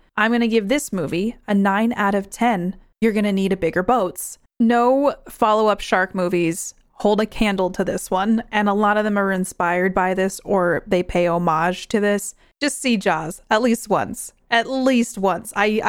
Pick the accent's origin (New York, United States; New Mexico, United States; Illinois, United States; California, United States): New York, United States; I grew up in New York near a beach, and I've been landlocked ever since, and I think it's safer this way.